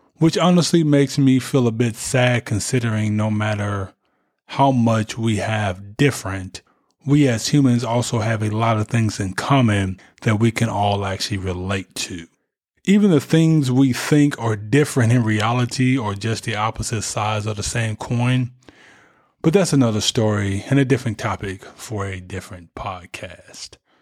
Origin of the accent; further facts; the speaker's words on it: United States; we are American, even though we were born here